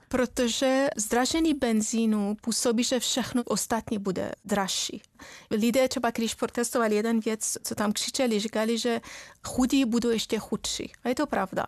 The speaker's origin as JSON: {"language": "Czech", "country": "Iran", "tie": "born or raised there", "second_language": "Czech", "moved": "yes", "lives_now": "Czech Republic", "said": "já jsem původem z Iránu, já jsem žila tam třeba v době války s Irákem"}